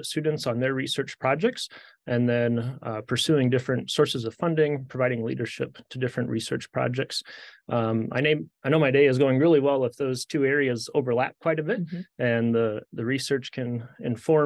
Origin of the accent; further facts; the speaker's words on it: South Dakota, United States; moved away as an adult; also born or lived in St. Louis; now in Nebraska, United States; I grew up in South Dakota, just north of here, on a farm in the southeastern part of the state.